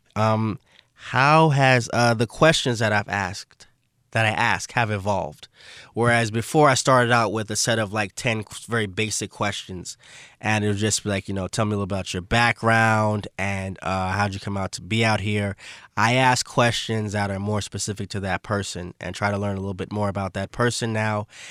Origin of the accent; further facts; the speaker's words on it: New York City, New York, United States; moved away as an adult; also born or lived in Brooklyn, New York / Buffalo, New York / Barcelona, Spain; actually born in Brooklyn. I never lived in Brooklyn. I'm from Saint Albans, Queens, Southeast Queens.